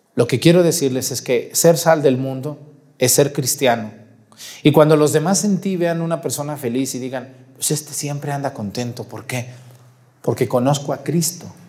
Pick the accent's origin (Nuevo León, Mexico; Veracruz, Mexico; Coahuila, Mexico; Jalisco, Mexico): Jalisco, Mexico; Mexticacán; moved away; donde yo nací, allá en Mesticacán